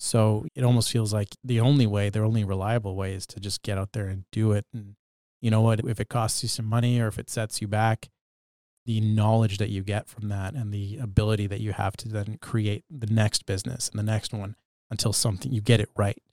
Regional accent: Bedford, Nova Scotia, Canada; when I was growing up in Bedford, Nova Scotia during my childhood

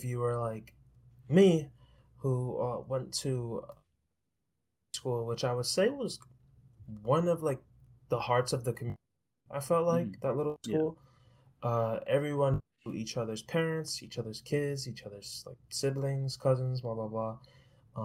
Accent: New York City, New York, United States; moved away as an adult; also born or lived in Long Island, New York; I was born and raised in New York. Was from Queens, then to Long Island, and then back to Queens

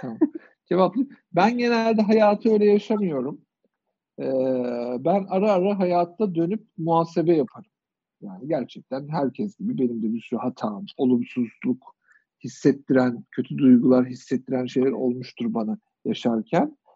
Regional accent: Kırşehir, Kırşehir Province, Turkey; moved away; Biz küçük şehirde büyüdük. Kırşehirliyim ben

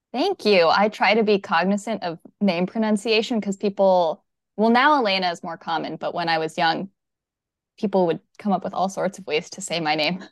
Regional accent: Redmond, Washington, United States; also born or lived in Seattle; now in Kingston, United States; I was born here in the Seattle area, in Redmond

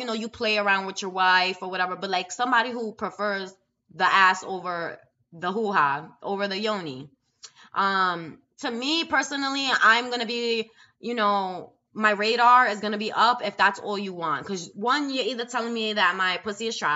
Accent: New York City, New York, United States; I'm from New York City

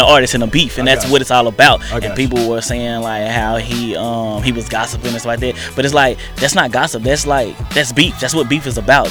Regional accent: Tyler, Texas, United States; accent: Texas; I also reside from Tyler too

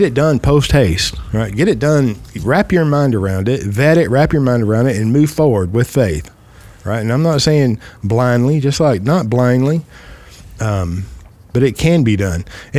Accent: United States; I am an American. I love our country. I'm a patriot.

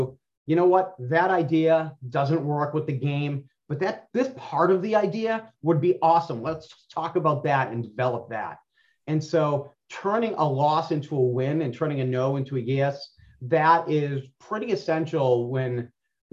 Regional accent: Boston, Massachusetts, United States; I was from South Boston

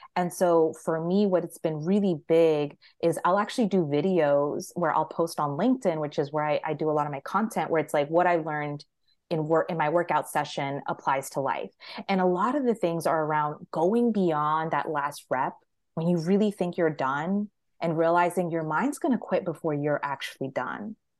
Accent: Maryland, United States; I'm from Maryland.

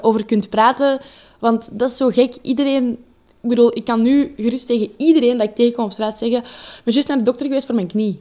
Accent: Leuven, Flanders, Belgium; Ik ben een meisje uit Leuven.

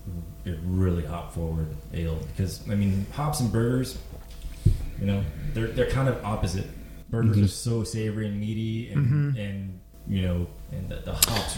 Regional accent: California, United States; I'm from California

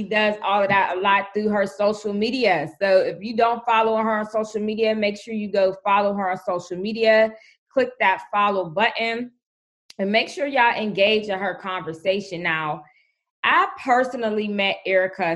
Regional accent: Pittsburgh, Pennsylvania, United States; moved away; I'm a Pittsburgh, PA native

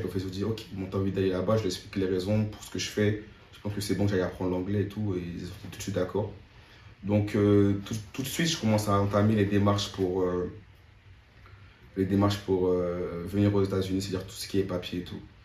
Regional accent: France; moved away as an adult; also born or lived in Côte d'Ivoire; now in San Diego, United States; je suis français

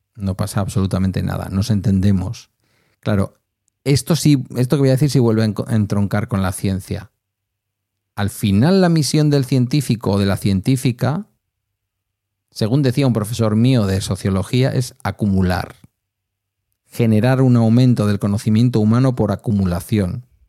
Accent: Basque Country, Spain; en mi caso, que no tengo el euskera como lengua materna

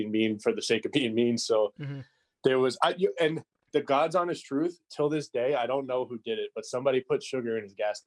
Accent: New York City, New York, United States; moved away as an adult; also born or lived in Long Island, New York; I grew up in Canarsie, dude. I lived there till I was 17

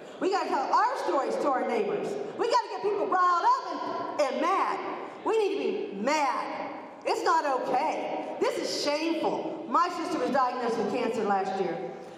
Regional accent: Kansas, United States; I'm from Southeast Kansas.

